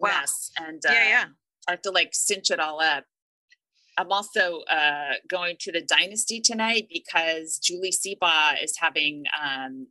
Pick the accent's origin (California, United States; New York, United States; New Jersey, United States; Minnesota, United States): California, United States; San Francisco; I'm from God. San Francisco